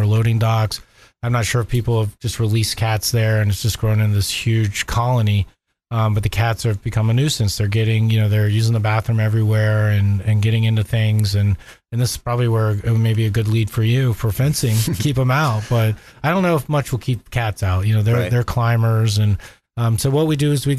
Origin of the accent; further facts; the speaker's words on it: Orlando, Florida, United States; also born or lived in Southeast Georgia; I grew up in Orlando